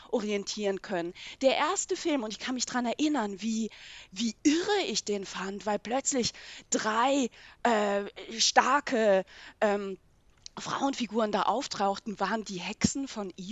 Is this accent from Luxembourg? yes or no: no; Switzerland; Schweizer Sozialisation in den 1980er Jahren aufgewachsen.